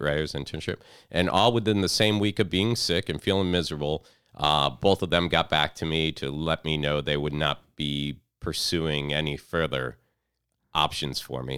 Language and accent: English; Fort Pierce, Florida, United States; now in Orlando, United States; I was down in Fort Pierce, like, around my hometown